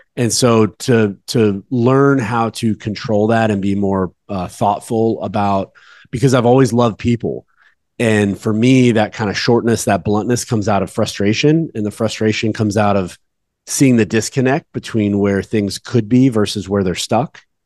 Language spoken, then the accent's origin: English; Dallas-Fort Worth area, Texas, United States; I'm from the Dallas Fort Worth area